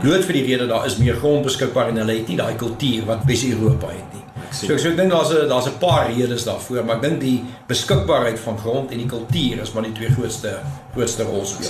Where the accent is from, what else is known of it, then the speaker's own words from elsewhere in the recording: Pretoria, Gauteng, South Africa; also born or lived in Stellenbosch; My pa was by die universiteit betrokke tot ek so 7, 8 was en toe sy by Tikkies aangestel en toe het ons Pretoria toe getrek en van toe af bly ek in Pretoria